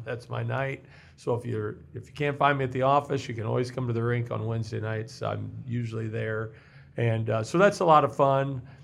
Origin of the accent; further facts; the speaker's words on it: Mexico, Missouri, United States; moved away as an adult; also born or lived in Hannibal, Missouri; now in Iowa, United States; I was born in Hannibal, Missouri and grew up in Mexico, Missouri and, uh, spent my childhood there